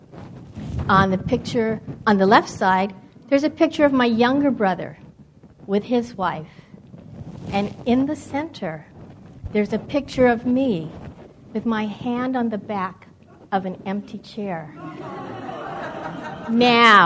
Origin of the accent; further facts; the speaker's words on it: California, United States; moved away as an adult; also born or lived in East Coast; I grew up in California